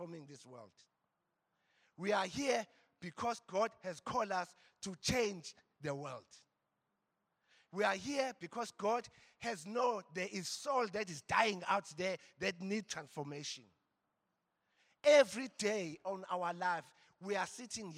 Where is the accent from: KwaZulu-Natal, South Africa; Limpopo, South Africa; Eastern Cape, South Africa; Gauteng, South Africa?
KwaZulu-Natal, South Africa; Embo; I come from Embo. The valley of Embo